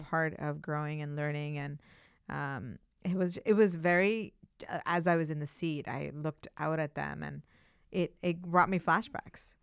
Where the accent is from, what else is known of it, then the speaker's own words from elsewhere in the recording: Pakistan; now in Cambridge, United States; I was born in Pakistan, but my dad is from India and he's an Indian Muslim